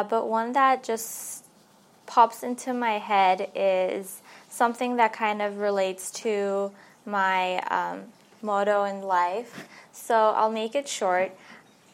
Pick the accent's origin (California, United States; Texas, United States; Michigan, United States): California, United States; Los Angeles; I grew up here in LA. I was born in Hollywood, and I lived in Valley Glen for all my life.